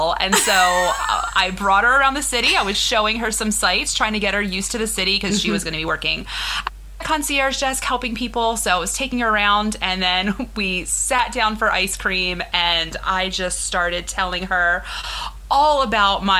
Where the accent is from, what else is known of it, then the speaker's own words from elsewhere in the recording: Philadelphia, Pennsylvania, United States; I'm from Philly.